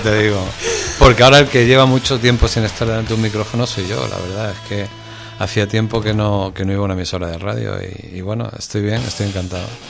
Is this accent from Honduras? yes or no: no; Málaga, Andalusia, Spain; now in Madrid, Spain; yo como malagueño rápidamente me sentí querido por Madrid